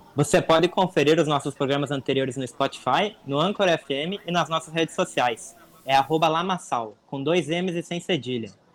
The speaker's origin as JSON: {"language": "Portuguese", "region": "South Region", "country": "Brazil"}